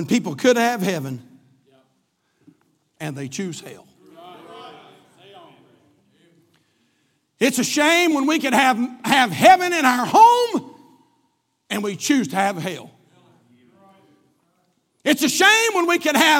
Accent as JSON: {"language": "English", "country": "United States", "said": "I'm glad I'm an American. I'm an American from the top of my head to the bottom of my feet"}